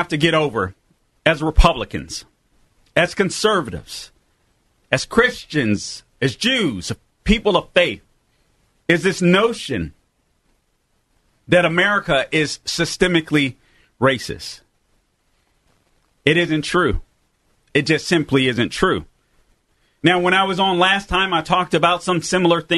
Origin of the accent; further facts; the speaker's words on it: Los Angeles, California, United States; now in Orlando, United States; But I'm from Orlando, Florida, originally from Los Angeles